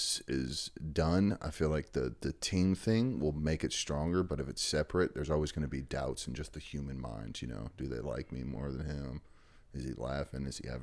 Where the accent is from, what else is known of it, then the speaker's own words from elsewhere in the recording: Pflugerville, Texas, United States; I grew up in Pflugerville.